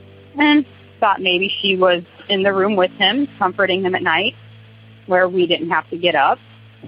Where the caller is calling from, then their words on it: Wapello, Iowa, United States; I'm calling from Wapello, Iowa.